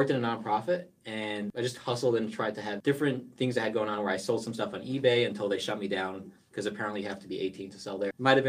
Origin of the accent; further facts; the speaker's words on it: New Jersey, United States; moved away; also born or lived in New York; I grew up in New Jersey, if my accent doesn't show it.